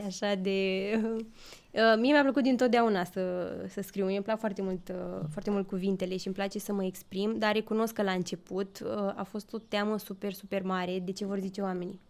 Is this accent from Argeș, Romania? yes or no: yes; Pitești, Argeș, Romania; moved away as an adult; now in Bucharest, Romania; sunt din Pitești